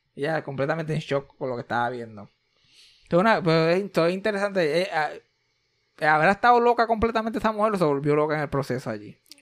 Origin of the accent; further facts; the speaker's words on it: Puerto Rico; Somos una familia puertorriqueña súper normal